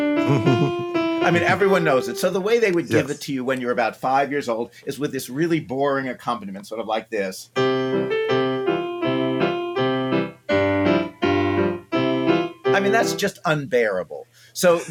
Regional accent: a suburb of New York City, United States; also born or lived in Alaska; I was actually born in New York City, but then quickly moved to Alaska, though I have very little memory of it, and then grew up sort of outside of New York City in a little suburb of New York

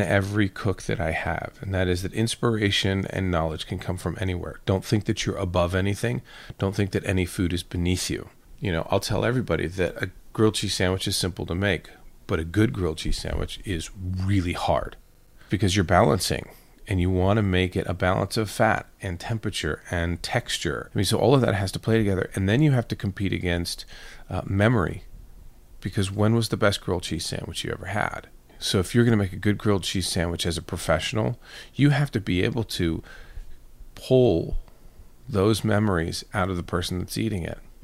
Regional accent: New York City, New York, United States; I was born in Queens, New York. And I was actually adopted at the age of 3.

